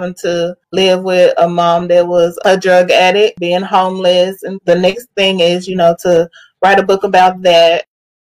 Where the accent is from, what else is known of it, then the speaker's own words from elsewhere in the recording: Amarillo, Texas, United States; now in Dallas-Fort Worth, United States; Born and raised in Amarillo, Texas